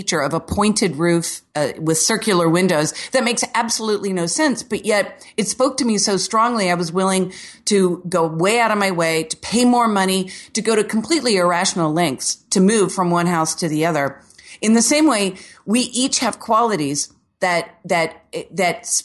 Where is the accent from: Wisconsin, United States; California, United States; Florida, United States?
Florida, United States; Orlando; I'm from Orlando where the city was basically settled by Walt Disney in the 60s and 70s. So here, everything is like a square Florida home